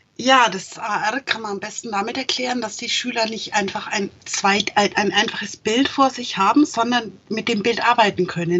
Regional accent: Franconia, Germany; als Franke.

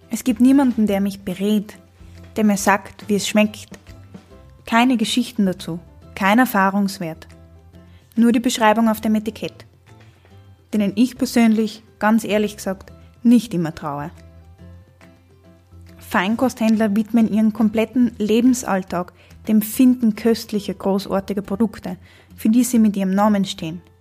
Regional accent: Trentino-Alto Adige, Italy; Ich bin in Südtirol aufgewachsen, in einer Familie, in der es hauptsächlich um Essen gegangen ist, aber sehr viel ums Reisen.

